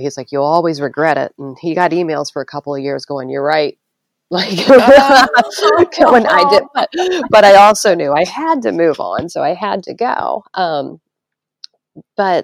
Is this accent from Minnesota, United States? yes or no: no; Maryland, United States; moved away; I grew up in Maryland.